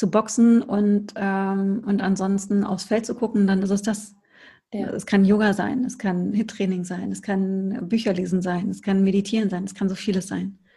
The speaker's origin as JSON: {"language": "German", "region": "North Rhine-Westphalia", "country": "Germany", "said": "ich komme aus dem Ruhrpott, ich möchte mal Ananda Shakti sagen."}